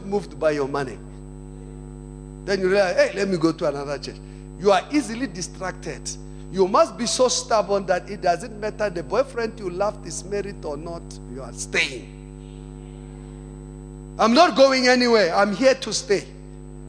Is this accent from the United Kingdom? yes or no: no; South Africa; I'm a Christian first, then I'm a South African.